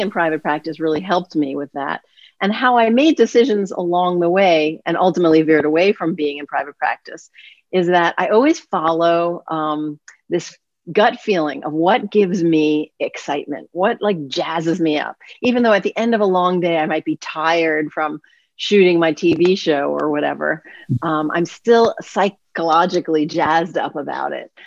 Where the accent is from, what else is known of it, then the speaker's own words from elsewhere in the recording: New York City, New York, United States; I grew up in New York City